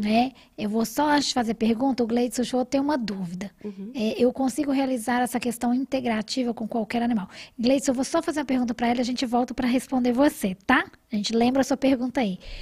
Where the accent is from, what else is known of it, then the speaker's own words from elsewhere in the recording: Rio de Janeiro, Brazil; also born or lived in Paraty; now in Belo Horizonte, Brazil; eu venho também do Rio